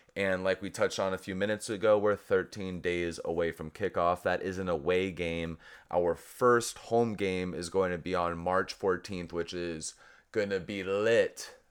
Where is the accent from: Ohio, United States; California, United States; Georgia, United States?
California, United States; Southern; now in Miami, United States; I'm from Southern California